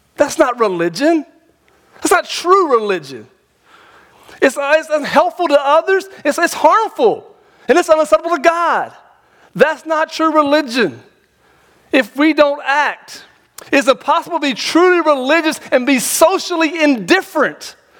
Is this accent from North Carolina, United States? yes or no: yes; North Carolina, United States; now in Tennessee, United States; I'm from North Carolina originally